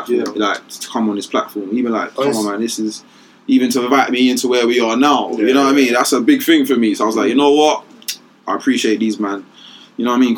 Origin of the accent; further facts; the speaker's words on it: London, United Kingdom; I'm from Canning Town. We got mad problems going on